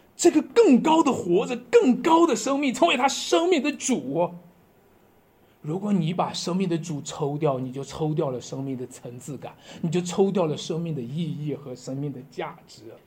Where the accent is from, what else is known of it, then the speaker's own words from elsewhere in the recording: Shanxi, China; 我们山西人靠在黄河的边上，不过我从来没见过黄河